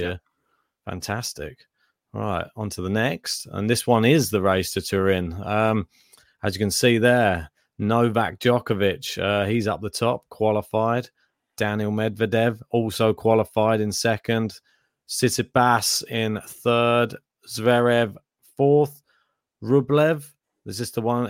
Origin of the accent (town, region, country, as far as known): United Kingdom